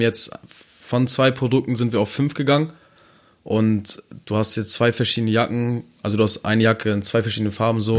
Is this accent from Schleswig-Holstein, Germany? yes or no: yes; Neumünster, Schleswig-Holstein, Germany